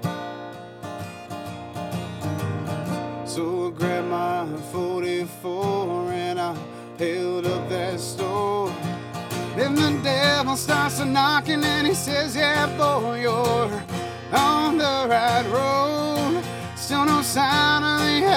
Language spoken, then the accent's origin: English; Little Rock, Arkansas, United States; now in Columbia, United States; I was born in Little Rock, Arkansas. I lived there for a long time and moved to Columbia.